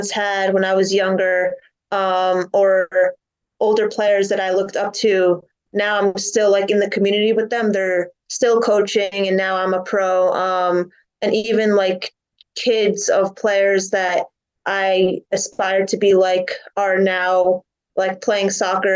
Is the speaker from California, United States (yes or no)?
no; New Jersey, United States; born or raised there